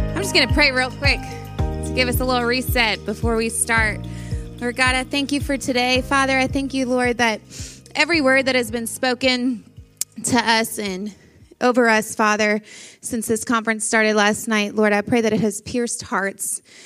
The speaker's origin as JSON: {"language": "English", "region": "Louisiana", "country": "United States", "said": "I am from Louisiana"}